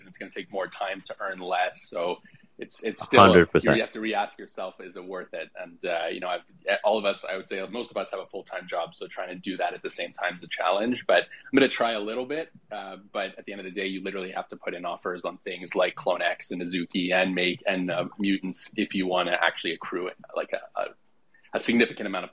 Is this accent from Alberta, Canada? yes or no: no; Quebec, Canada; I'm from Quebec, so French is second language.